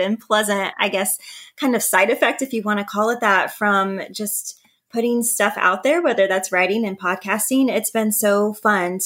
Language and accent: English; Northwest Ohio, United States; I also live in Ohio, but in the Northwest part